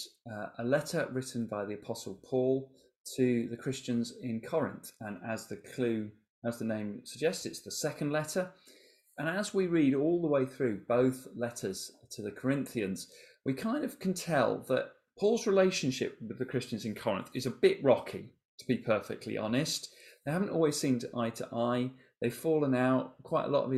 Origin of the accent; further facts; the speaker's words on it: England, United Kingdom; we're English